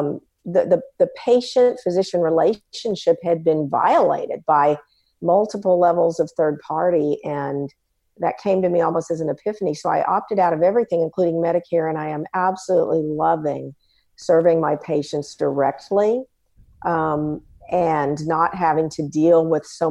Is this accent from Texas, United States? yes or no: yes; San Antonio, Texas, United States; I'm from San Antonio, Texas, and I'm an ophthalmologist and ophthalmic surgeon